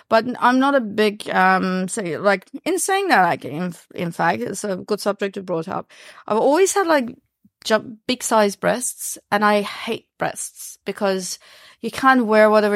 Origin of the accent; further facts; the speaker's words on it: Iran; English is a second language; now in New Zealand; I was born in Iran